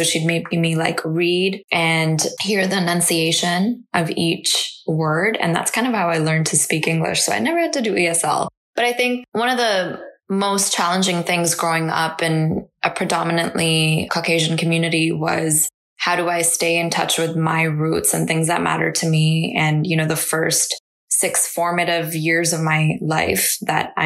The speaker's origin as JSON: {"language": "English", "country": "Canada", "tie": "born or raised there", "also_born_or_lived": "India", "second_language": "English", "said": "I came here when I was like 6."}